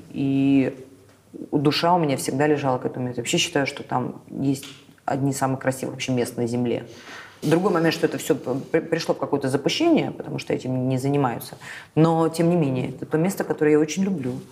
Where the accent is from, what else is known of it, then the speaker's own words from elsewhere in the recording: Crimea, Ukraine; И, э, во-первых, у меня детство прошло в Крыму.